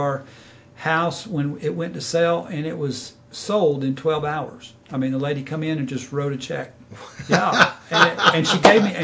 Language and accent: English; the Bible Belt, United States; I was raised in the Bible Belt